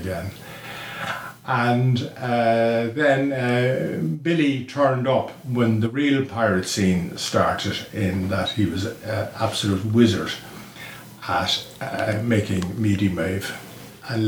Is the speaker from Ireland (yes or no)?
yes; Dublin, Leinster, Ireland; I'm from Sandymount all my life. Lived in the same house